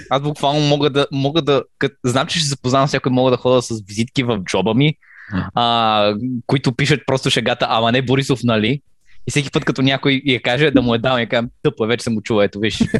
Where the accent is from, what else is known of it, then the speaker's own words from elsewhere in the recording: Bulgaria; Аз съм българин, ние сме православни.